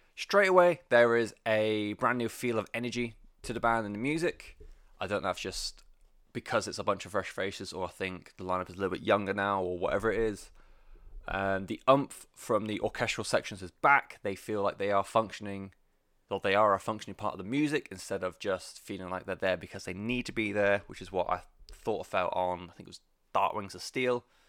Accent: United Kingdom; I'm British

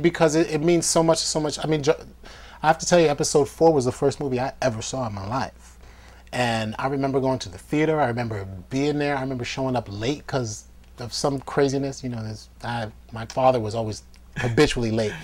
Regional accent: New York, United States; being on like independent sets growing up in New York

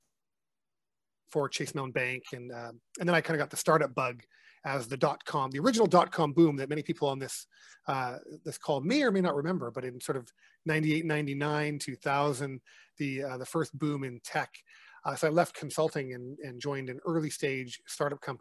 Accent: Vancouver, British Columbia, Canada; I'm actually born and raised in Vancouver

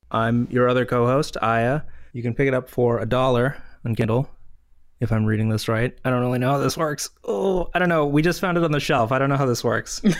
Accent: Canada; As a Canadian, obviously, I go to Tim Hortons a lot

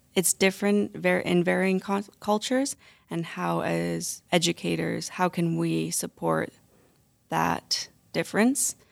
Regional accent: St. Albert, Alberta, Canada; I'm from Saint Albert, and when I work in s, uh, Saint Albert centers, there's not a lot of culture va-, variety

